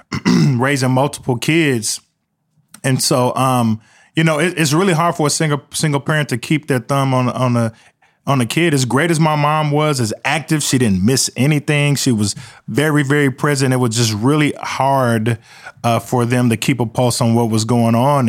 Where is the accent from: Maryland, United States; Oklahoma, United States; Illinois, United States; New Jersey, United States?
Oklahoma, United States; Midwest City; they called the neighborhood Murder One that I grew up in in Midwest City